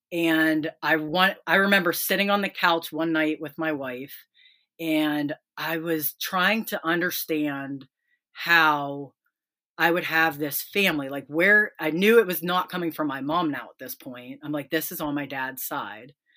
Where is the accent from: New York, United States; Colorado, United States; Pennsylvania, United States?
Pennsylvania, United States; also born or lived in West Virginia; now in Ohio, United States; I grew up in Pennsylvania, lived in West Virginia, and now I'm in Ohio